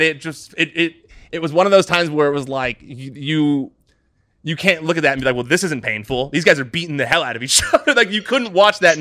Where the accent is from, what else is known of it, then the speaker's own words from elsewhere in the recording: United States; as an American